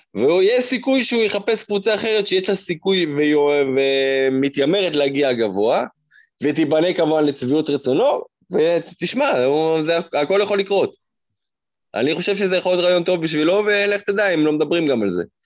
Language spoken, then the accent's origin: Hebrew; Israel; אנחנו ישראלים